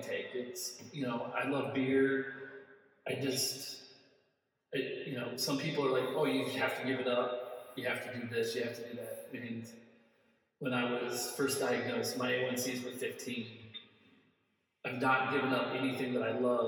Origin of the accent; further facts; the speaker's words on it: Midwest, United States; I'm from the Midwest